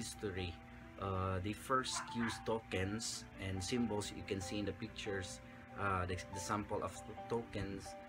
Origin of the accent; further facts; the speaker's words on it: Philippines; our language as a Filipino